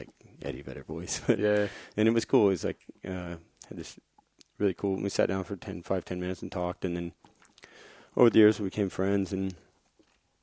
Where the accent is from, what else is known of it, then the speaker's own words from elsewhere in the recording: Florida, United States; my hometown